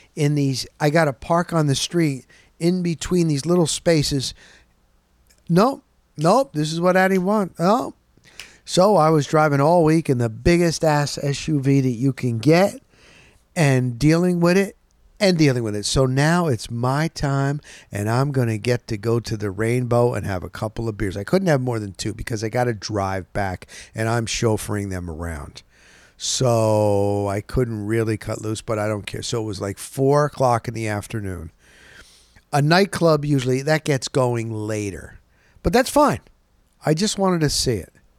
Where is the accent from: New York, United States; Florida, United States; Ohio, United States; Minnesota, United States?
Florida, United States; I'm from Florida